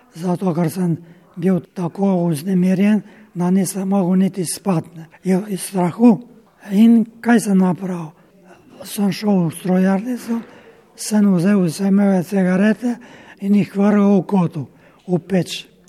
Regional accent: Slovenia

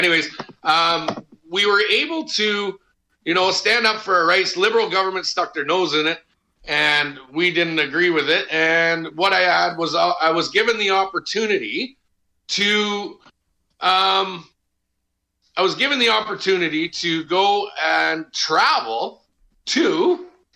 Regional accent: Canada; as Canadian citizens

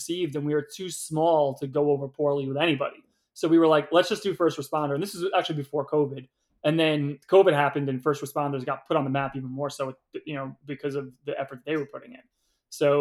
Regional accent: New York City, New York, United States; Where I grew up on Staten Island, you were either a baseball player, a fireman, or a cop.

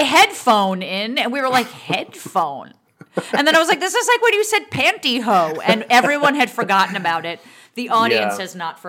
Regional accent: Montclair, New Jersey, United States; The town that I grew up in Montclair, New Jersey, is about 30,000 people.

